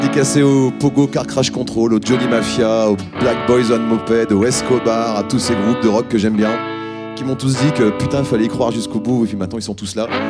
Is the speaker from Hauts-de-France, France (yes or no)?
yes; Ham, Hauts-de-France, France; moved away; j'ai grandi en Picardie, dans un trou qui s'appelle Ham, entre euh, Saint-Quentin, Péronne et Noyon